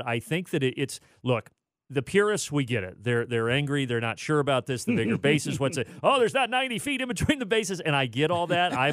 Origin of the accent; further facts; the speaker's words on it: Indiana, United States; now in Atlanta, United States; I'm originally from Indiana